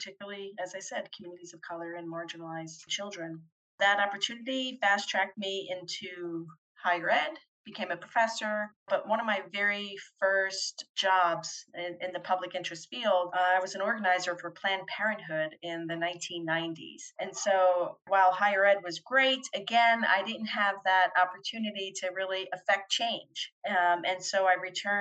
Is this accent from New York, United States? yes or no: no; Belleville, New Jersey, United States; also born or lived in London; now in Florida, United States; I grew up outside of Newark, New Jersey, and at the time it was a town called Belleville